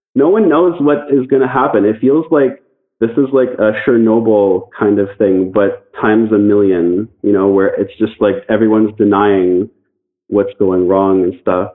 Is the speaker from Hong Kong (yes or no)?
no; Canada; I'm from Canada